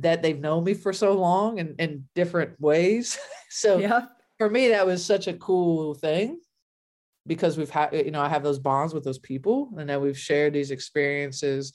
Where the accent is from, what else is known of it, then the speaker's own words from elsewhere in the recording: Ohio, United States; I grew up in Ohio, right, as a kid